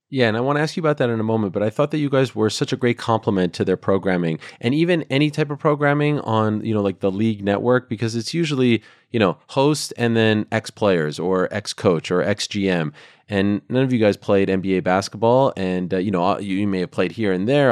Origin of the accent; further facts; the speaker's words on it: Canada; growing up in Canada